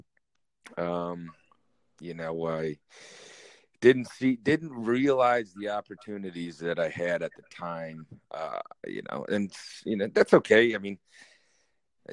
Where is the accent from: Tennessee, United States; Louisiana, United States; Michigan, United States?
Michigan, United States; growing up in Michigan, you're kind of born with skates